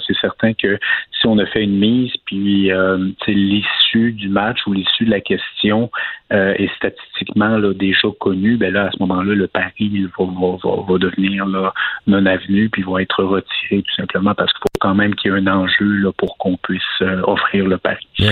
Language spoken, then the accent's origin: French; Quebec, Canada; en tant que Québécois